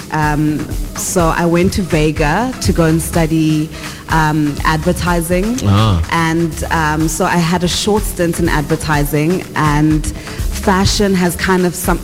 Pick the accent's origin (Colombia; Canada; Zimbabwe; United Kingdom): Zimbabwe; Bulawayo; now in South Africa; I am from Ekasi, Koblawayo in Zimbabwe, a young girl who did not have dreams as big as what my life is today.